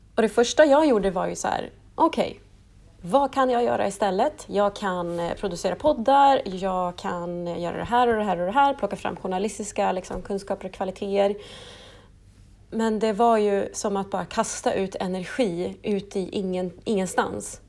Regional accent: Stockholm, Stockholm County, Sweden; moved away as an adult; also born or lived in Piteå / Luleå; now in Norrbotten, Sweden; jag är ju ursprungligen från Stockholm och flyttade till eh, Luleå, eh, Piteå faktiskt först för att studera radiojournalistik på LTU för 11

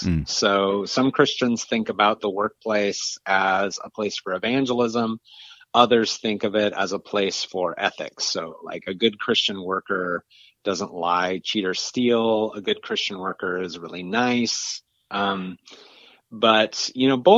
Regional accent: just north of Seattle, Washington, United States; moved away; I grew up in a Dutch Reformed immigrant community just north of Seattle

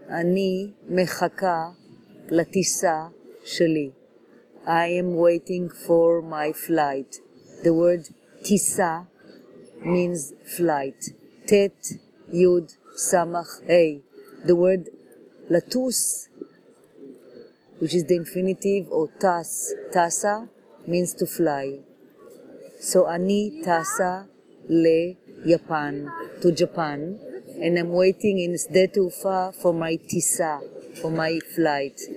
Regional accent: Jerusalem, Israel; moved away as an adult; now in New York City, United States; I was born in Jerusalem, and when I moved to New York

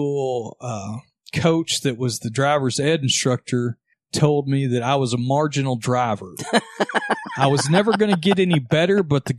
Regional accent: Texas, United States; I'm from Texas

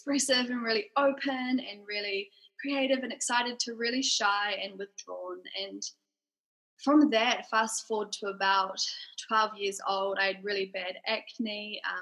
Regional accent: Auckland, New Zealand; I grew up in Auckland. Yep. So I've been living in New Zealand my whole life

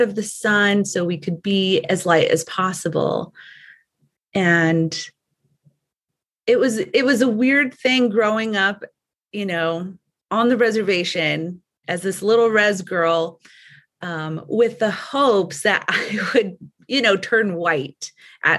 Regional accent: United States; also born or lived in Arizona / New Mexico; I am Navajo. I grew up on the Navajo reservation.

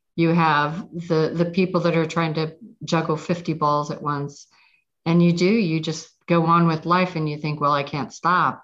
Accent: Pittsburgh, Pennsylvania, United States; moved away; I'm from Pittsburgh

